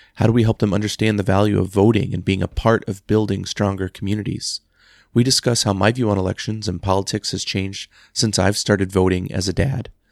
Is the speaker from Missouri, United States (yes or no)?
no; Texas, United States; Growing up in Texas